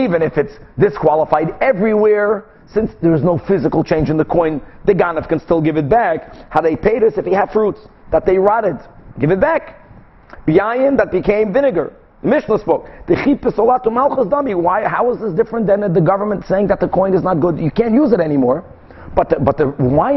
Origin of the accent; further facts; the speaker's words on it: Brazil; moved away; I grew up in Brazil